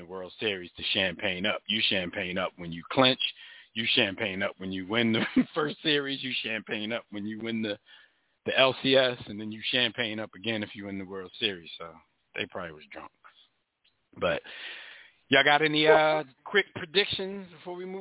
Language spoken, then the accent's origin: English; Philadelphia, Pennsylvania, United States; we're from Philly. We're used to that kind of stuff.